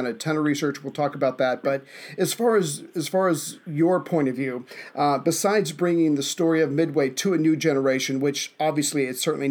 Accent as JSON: {"language": "English", "region": "the South", "country": "United States", "said": "as a Southerner, where manners are more important"}